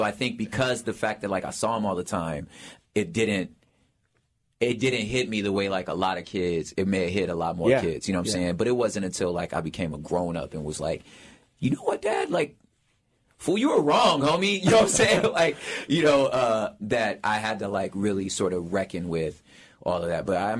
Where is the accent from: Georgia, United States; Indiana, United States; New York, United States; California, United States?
California, United States; Los Angeles; So I'm originally from South Central Los Angeles, 67th of San Pedro. That's where it started for me.